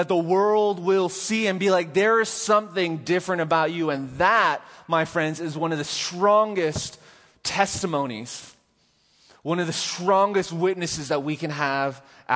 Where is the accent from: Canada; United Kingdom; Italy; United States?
Canada; I'm Canadian